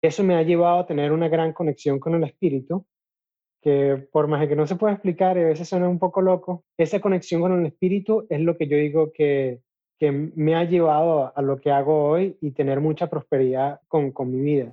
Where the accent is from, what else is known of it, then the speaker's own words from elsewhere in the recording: Venezuela; moved away; also born or lived in Chicago / Utah; ya yo no vivo en Venezuela, ya yo no puedo llamar Venezuela mi casa